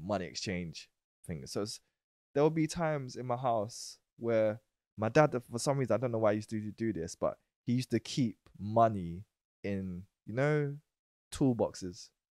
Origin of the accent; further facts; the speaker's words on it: London, United Kingdom; I was born in Woolworth Road, East Street Market, but then I moved to Old Kent Road. But o, I went to a primary school in Old Kent Road